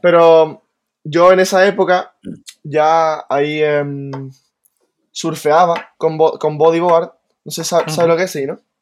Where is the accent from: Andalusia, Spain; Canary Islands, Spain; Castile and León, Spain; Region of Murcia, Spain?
Andalusia, Spain; Tarifa; nací aquí en Tarifa y siempre he vivido aquí